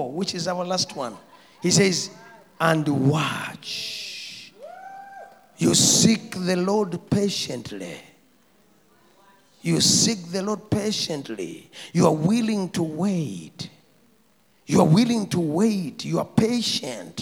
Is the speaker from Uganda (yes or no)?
yes; Kampala, Central Region, Uganda; I come from Natete